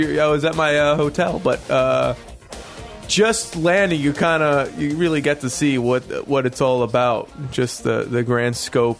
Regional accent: New York City, New York, United States; I grew up in New York City.

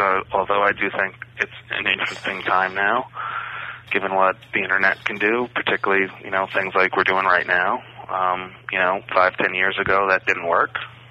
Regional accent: Bronx, New York, United States; See, I'm from the Bronx, and the only horses I knew had policemen on them.

